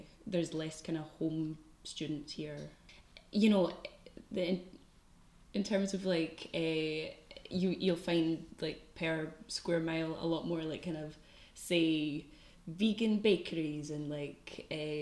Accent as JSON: {"language": "English", "town": "Bishopbriggs", "region": "Scotland", "country": "United Kingdom", "tie": "born or raised there", "said": "I'm from Bishopriggs, which is in the northeast of Glasgow"}